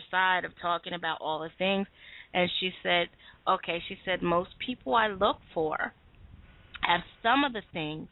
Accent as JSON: {"language": "English", "country": "United States", "said": "I'm from America. I am a U.S. citizen."}